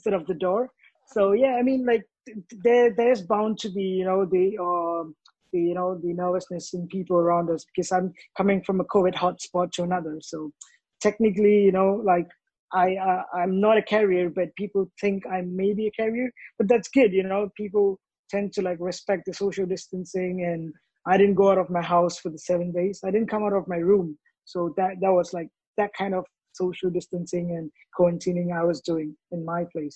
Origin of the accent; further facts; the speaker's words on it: Singapore; also born or lived in London, United Kingdom; now in Chennai, India; I grew up in Singapore, so my family lives in Singapore